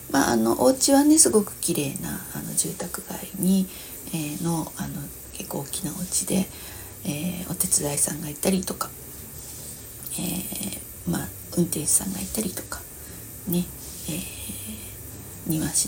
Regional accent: Vientiane, Vientiane Prefecture, Laos; born there; 私あの海外で生まれてるんだけれども、えー、そうそれもまあショッキングなんですけどね、えー、そう50年前に、ラオスのビエンチャンっていう国で生まれたんだけれども53年前か

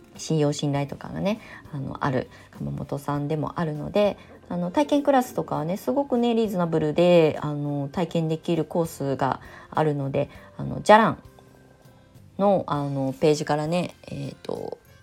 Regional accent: Kasama, Ibaraki, Japan; moved away as an adult; also born or lived in Tokyo; 私茨城県笠間市のもともと生まれ育ち

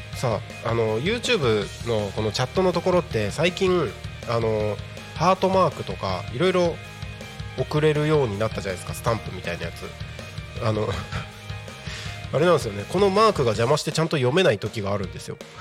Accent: Morioka, Iwate, Japan; moved away as an adult; also born or lived in Takko, Aomori / Tokyo; now in Kanto, Japan; 青森県田子町で生まれ育ち、えー、まあ、岩手県盛岡市で育ち、青春時代を過ごし、そして、大学進学を機に東京に出てきて

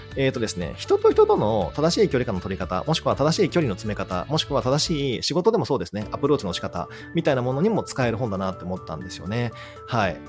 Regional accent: Shikoku, Kagawa, Japan; いわゆる地中海性気候と言われてる香川県出身、四国出身だから

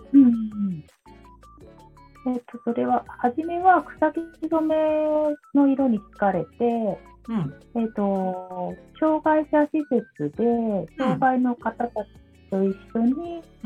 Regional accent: Gifu, Japan; 土がないところで生まれて育った

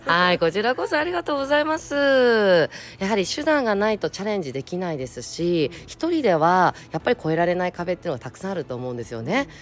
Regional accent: Tokyo, Japan; 東京生まれえ東京育ち

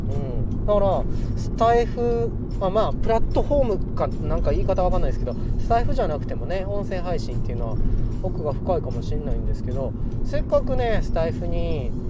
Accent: Kansai, Japan; accent: Kansai; moved away; 僕関西人もともと関西人でついにね関西にいる時間よりもちょっと関西から出た時間の方が長いんでもう最近関西弁抜けちゃってて困ってるんですけど

